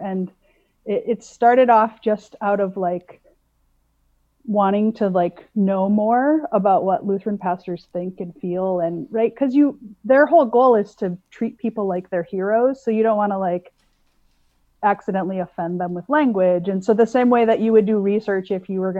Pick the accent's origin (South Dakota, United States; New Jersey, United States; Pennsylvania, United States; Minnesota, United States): South Dakota, United States; I grew up in South Dakota